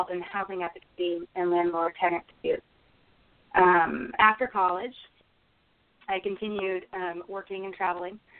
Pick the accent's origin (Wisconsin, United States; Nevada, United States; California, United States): California, United States; Berkeley; born there; so, I was born in Berkeley, California.